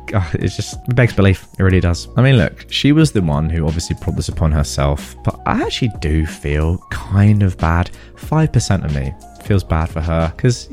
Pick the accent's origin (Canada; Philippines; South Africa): Philippines